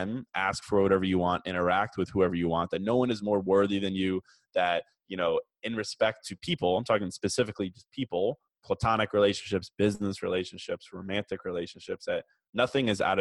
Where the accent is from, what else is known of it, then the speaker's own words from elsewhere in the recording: Virginia, United States; moved away as an adult; now in Chicago, United States; I was actually born in Chicago, but I moved to Virginia when I was like two. So I was raised there for forever